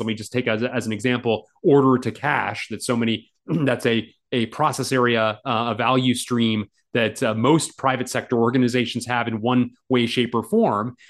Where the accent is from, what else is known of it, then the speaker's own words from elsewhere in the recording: Washington, District of Columbia, United States; the Washington Post, uh, my my hometown paper